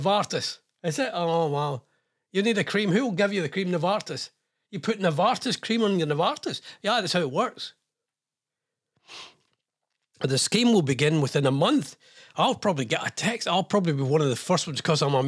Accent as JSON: {"language": "English", "region": "Scotland", "country": "United Kingdom", "said": "I'm Scottish."}